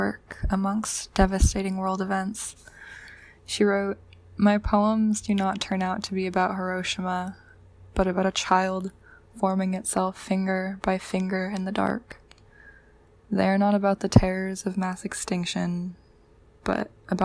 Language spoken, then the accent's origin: English; Mojave Desert, California, United States; moved away as an adult; also born or lived in Santa Cruz, California; now in Arcata, United States; where I grew up in the Mojave Desert